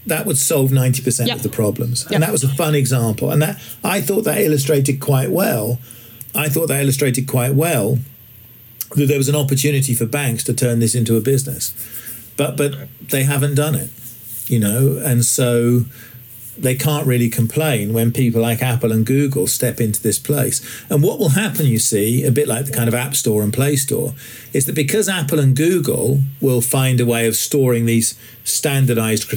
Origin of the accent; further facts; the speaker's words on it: England, United Kingdom; I'm English